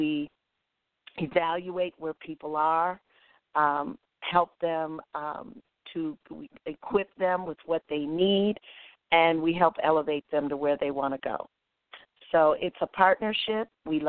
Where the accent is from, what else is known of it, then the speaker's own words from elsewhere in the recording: Detroit, Michigan, United States; moved away as an adult; also born or lived in Washington, D.C.; now in Atlanta, United States; the Detroit Urban League, which is my hometown, as their vice president of programs and partnerships. I'm a Detroiter through and through, but Atlanta is definitely my home.